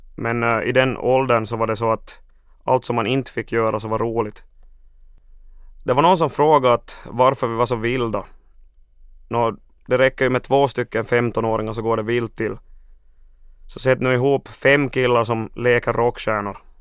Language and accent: Swedish; Finland; vi har läroplikt i Finland och inte skolplikt